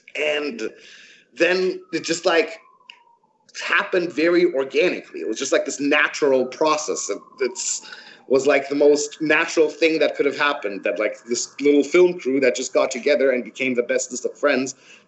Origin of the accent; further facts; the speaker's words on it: Canada; also born or lived in Croatia / Frankfurt, Germany; now in Los Angeles, United States; I was born in Croatia, grew up in Canada, and lived in Germany for the great part of my life. But I am not German. I'm Canadian Croatian, actually.